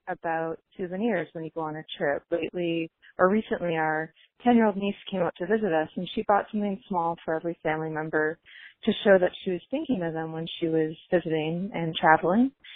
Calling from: Waltham, Massachusetts, United States; I'm calling from Waltham, Mass.

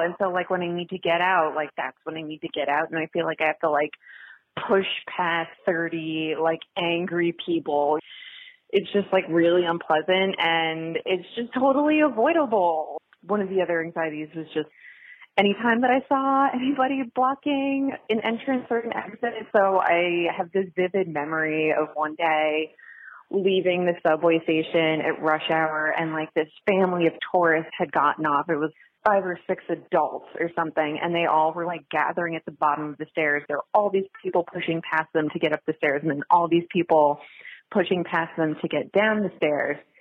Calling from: Philadelphia, Pennsylvania, United States; also born or lived in New York City; I'm calling from Philadelphia, PA. I lived in New York City for about 30 years

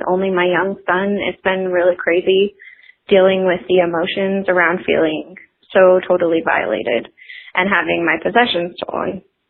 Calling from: Atlanta, Georgia, United States; I'm calling from Atlanta, Georgia.

